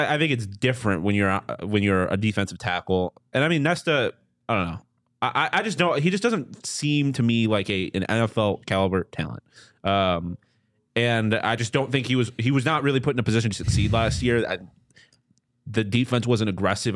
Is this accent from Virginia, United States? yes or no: no; Buffalo, New York, United States; I'm from Buffalo